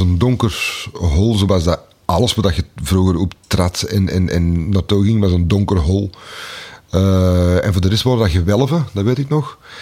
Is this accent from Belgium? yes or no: yes; Antwerp, Flanders, Belgium; also born or lived in Pulderbos; ik ben eh, geboren op het Keel. Ik ben uh, deels grootgebracht op het Keel.